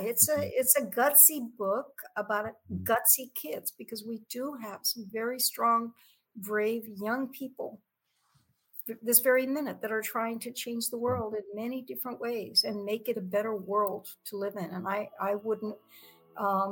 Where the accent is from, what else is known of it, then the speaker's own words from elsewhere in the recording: San Antonio, Texas, United States; I grew up on the West Side Barrio